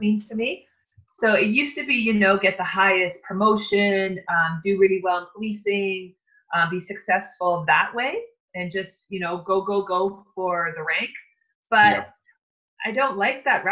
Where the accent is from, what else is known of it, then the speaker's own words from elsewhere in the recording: Lake Superior, Northern Ontario, Canada; we were growing up on Lake Superior in Northern Ontario.